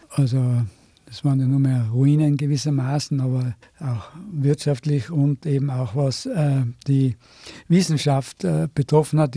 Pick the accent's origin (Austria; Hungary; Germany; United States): Austria; Innsbruck, Tyrol; also born or lived in Seefeld; ich selber bin aber Innsbrucker und damals in Seefeld geboren, weil eben Innsbruck zu 1944 eine gefährliche Stadt war